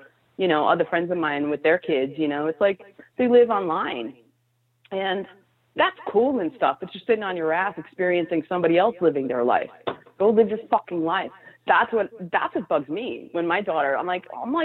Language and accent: English; New York City, New York, United States; I was raised there. I was born in the village